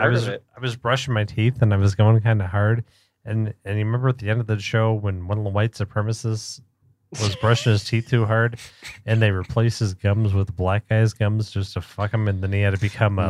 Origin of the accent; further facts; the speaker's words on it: Baltimore, Maryland, United States; And me and Pat are from Baltimore. Yeah. We're from Maryland.